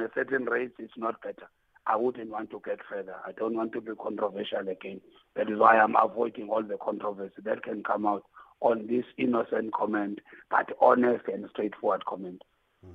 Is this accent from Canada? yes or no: no; South Africa; being South African